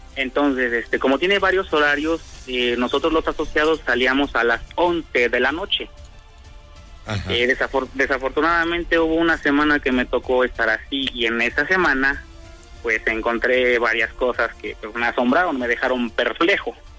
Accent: State of Mexico, Mexico; originario soy de, de Estado de México

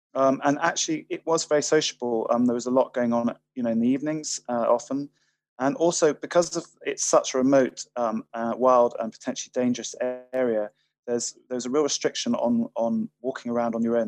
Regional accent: Highlands of Scotland, United Kingdom; I'm from from Highlands of Scotland. We're used to very changeable weather up here

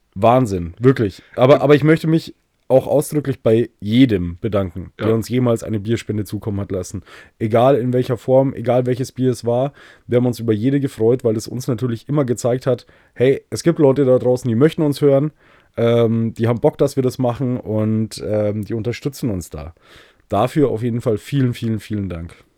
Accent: Bavaria, Germany; ich als Bayer

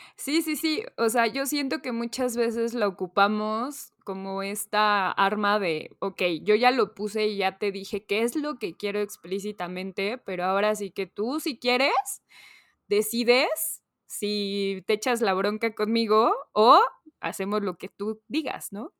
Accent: Mexico; típica cortesía que tenemos como mexicanos

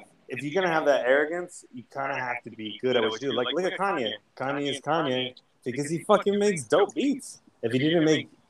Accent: Ventura, California, United States; We're both from Bonaventure.

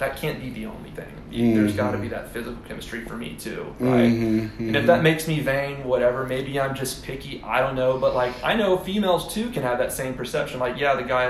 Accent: Houston, Texas, United States; moved away as an adult; also born or lived in College Station, Texas / Dallas-Fort Worth, Texas / Los Angeles, California / Austin, Texas; I grew up in Houston

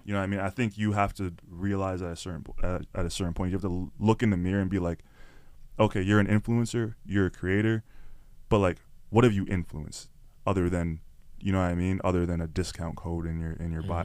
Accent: Toronto, Ontario, Canada; people don't even know I'm from Scarborough. People don't even know I'm from Toronto

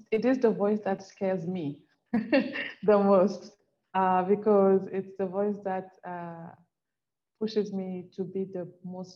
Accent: Cameroon; I come from Cameroon

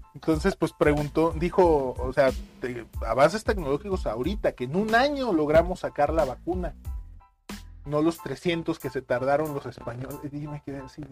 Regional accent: Mexico

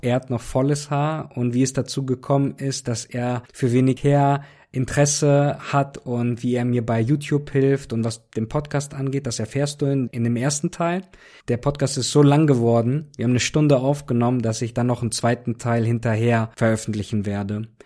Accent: Cologne, North Rhine-Westphalia, Germany; ich komme ja auch aus Köln

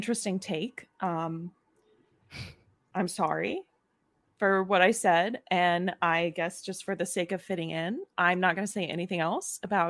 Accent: Tennessee, United States; I actually am. I'm from Tennessee, I said earlier. Probably were just distracted by my face. But I am from Tennessee.

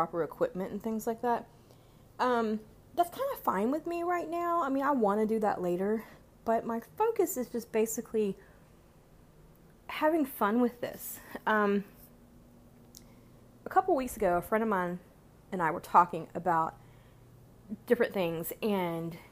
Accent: United States; being American

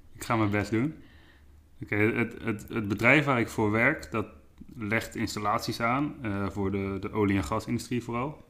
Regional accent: Dordrecht, South Holland, Netherlands; moved away as an adult; now in Ede, Netherlands; ik kom oorspronkelijk uit Dordrecht. Ehm, daar heb ik 22 jaar gewoond.

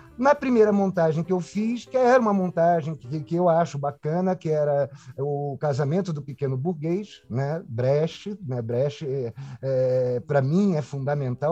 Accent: Rio de Janeiro, Brazil; moved away as an adult; also born or lived in Brás de Pina, Rio de Janeiro; now in São Paulo, Brazil; sou suburbano, né? Eu vim de Braz de Pina para Tijuca, né? Tanto quando pergunto ah, você é carioca? Eu falo pior do que carioca, eu sou tijucano

